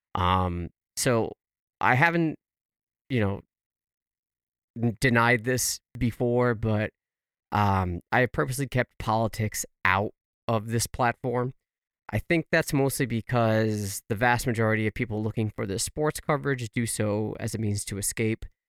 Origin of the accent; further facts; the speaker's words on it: United States; as an American